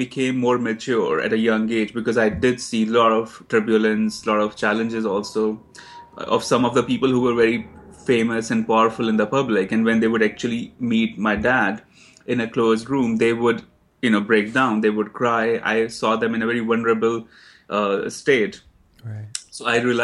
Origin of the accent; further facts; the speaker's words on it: Himachal Pradesh, India; moved away as an adult; now in New York, United States; Dalai Lama's town is half an hour away from my hometown in India